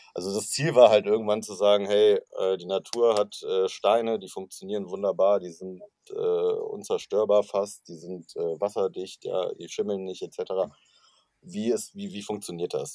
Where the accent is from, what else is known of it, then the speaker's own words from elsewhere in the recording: Cologne, North Rhine-Westphalia, Germany; ich komme aus Köln